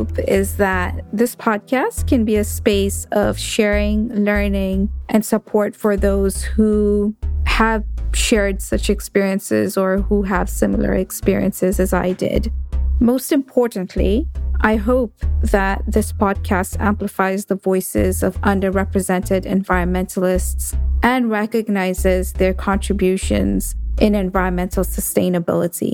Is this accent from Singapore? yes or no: no; Nairobi, Kenya; moved away as an adult; now in United States; I left my hometown in Nairobi in Kenya and came to the US